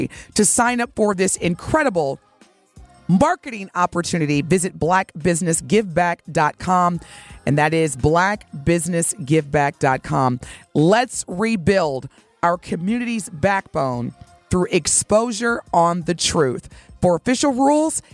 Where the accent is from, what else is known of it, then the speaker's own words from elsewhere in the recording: Evansville, Indiana, United States; My hometown, Evansville, Indiana